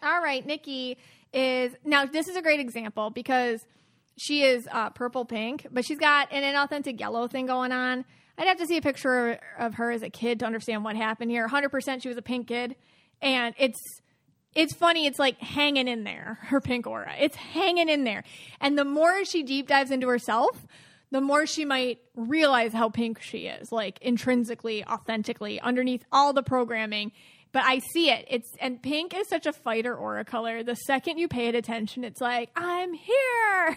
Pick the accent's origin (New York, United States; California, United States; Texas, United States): New York, United States; Buffalo; Buffalo, New York, and that's my hometown